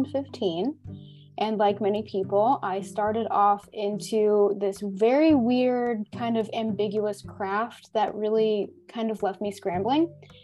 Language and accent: English; United States; also born or lived in Germany; I technically classify myself as a German American. So I was born and raised in America, but I also was raised for a period of my life in Germany.